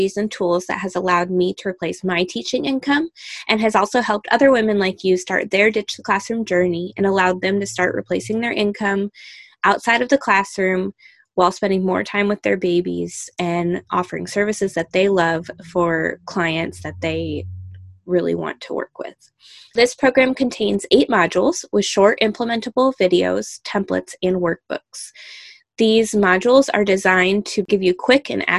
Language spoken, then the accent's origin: English; Michigan, United States; moved away; I am originally from Michigan, Michigander at heart